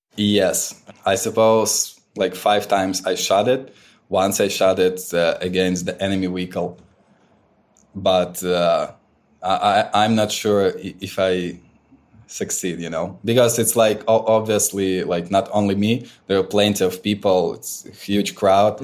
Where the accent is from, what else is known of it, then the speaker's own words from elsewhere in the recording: Ukraine; my own region and my hometown.